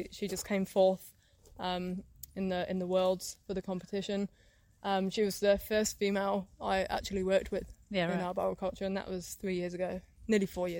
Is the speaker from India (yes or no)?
no; England, United Kingdom; moved away as an adult; now in Melbourne, Australia; I'm from England.